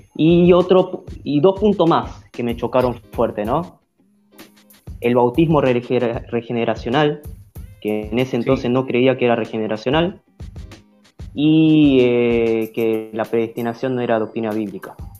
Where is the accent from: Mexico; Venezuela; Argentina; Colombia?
Argentina; acá nosotros como argentinos